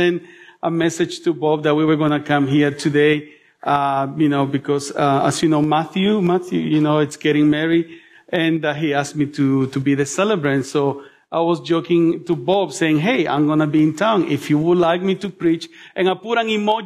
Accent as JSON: {"language": "English", "country": "El Salvador", "tie": "born or raised there", "moved": "yes", "lives_now": "Melbourne, Australia", "said": "I was born in El Salvador"}